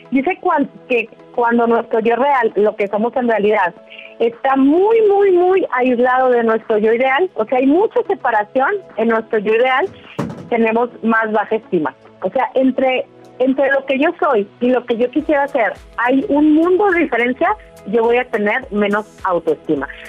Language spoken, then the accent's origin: Spanish; Durango, Mexico; now in Dallas, United States; lo escuchamos desde acá, desde Dallas, Texas, somos de Durango, México.